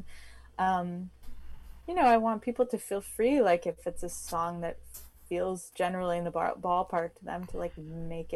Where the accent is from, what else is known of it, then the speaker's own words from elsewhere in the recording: East Coast, United States; I grew up on the East Coast